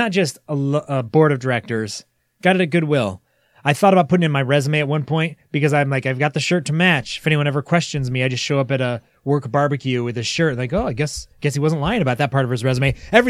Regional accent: Monroe, Michigan, United States; born or raised there

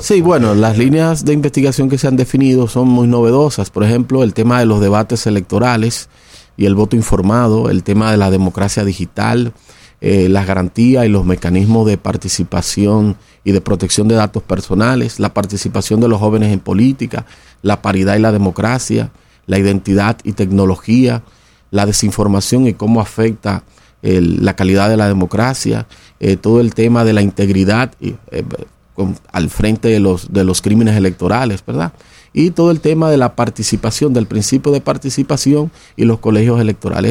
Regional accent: Dominican Republic; como dominicanos que somos

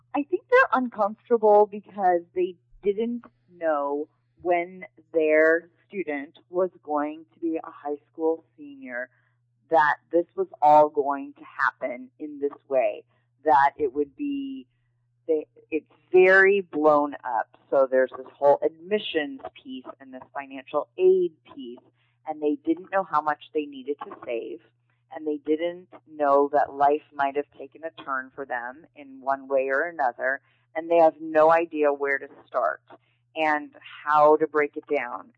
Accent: Chicago, Illinois, United States; moved away as an adult; now in Seal Beach, United States; I'm originally from Chicago, Illinois, and I moved to California uh, right after high school

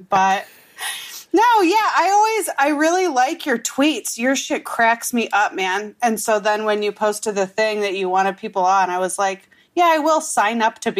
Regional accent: Wisconsin, United States; now in Los Angeles, United States; But I'm from Wisconsin

